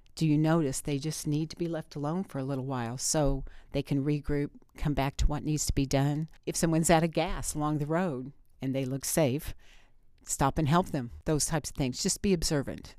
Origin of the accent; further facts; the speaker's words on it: Bloomfield, Indiana, United States; I grew up in Bloomfield, and, um, I'm proud to be from Greene County